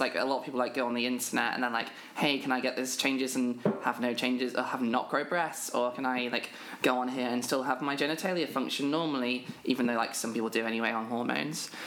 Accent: United Kingdom; I am a British trans woman

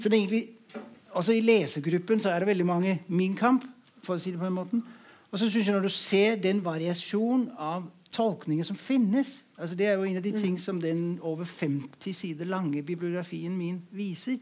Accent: Denmark; moved away; Jeg kommer fra Danmark

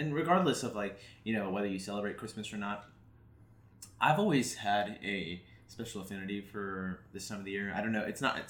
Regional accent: United States; I'm American.

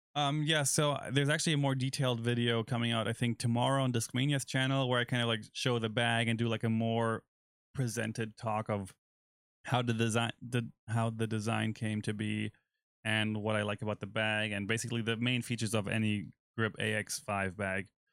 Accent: Germany; moved away; my home country

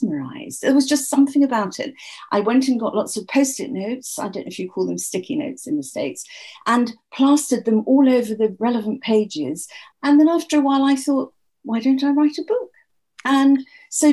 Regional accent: England, United Kingdom; I'm English.

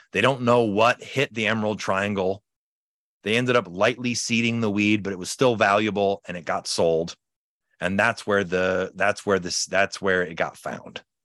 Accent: Chicago, Illinois, United States; now in California, United States; I'm from Chicago originally. When I moved out to California

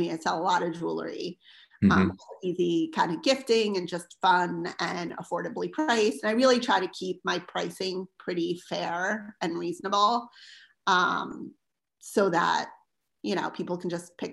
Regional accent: Philadelphia, Pennsylvania, United States; now in Roswell, United States; we're from the Philadelphia area

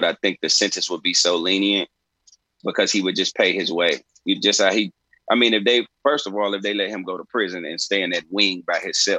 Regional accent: Chicago, Illinois, United States; I'm from Chicago.

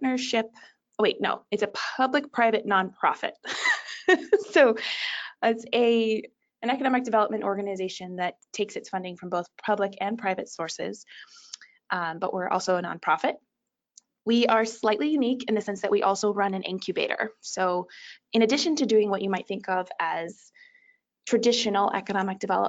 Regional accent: California, United States; moved away as an adult; also born or lived in London / Italy; now in Ann Arbor, United States; I'm originally from California

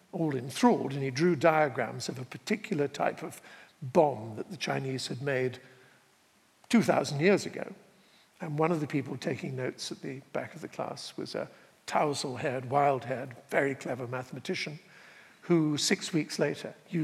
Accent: Dorset, South West England, United Kingdom; moved away as an adult; also born or lived in Connecticut; I grew up in Dorset

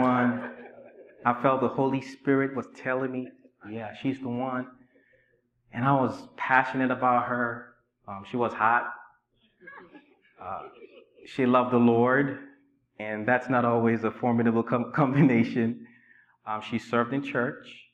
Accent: Nigeria; moved away as an adult; also born or lived in Inglewood, California / Richmond, Virginia; now in United States; I was raised in Nigeria for 19 years

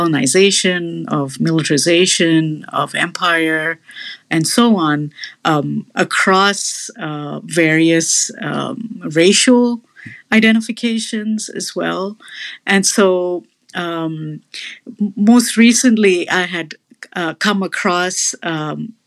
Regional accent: India; now in United States; I also identify as Indian and brown

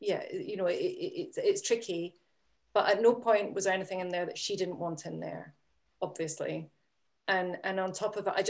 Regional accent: Edinburgh, Scotland, United Kingdom; I'm from Edinburgh and I'm just a wee bit younger than her

